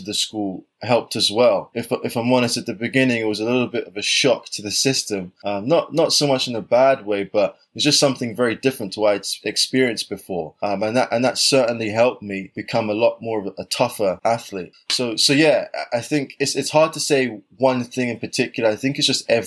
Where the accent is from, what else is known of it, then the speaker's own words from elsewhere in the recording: London, United Kingdom; where I grew up in South London, I wasn't the fastest or the springiest kid in the neighborhood.